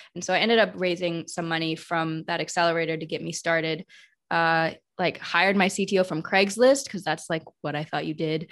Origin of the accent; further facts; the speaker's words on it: Madison, Wisconsin, United States; I was born in Madison, Wisconsin, which was a really white area, you know, as one of the few Chinese families um, growing up in that space